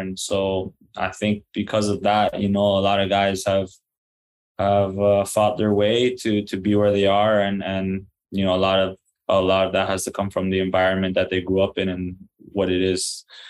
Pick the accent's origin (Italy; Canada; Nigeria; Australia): Canada; And I did too, even though being a Canadian, you know, it was kind of like a long shot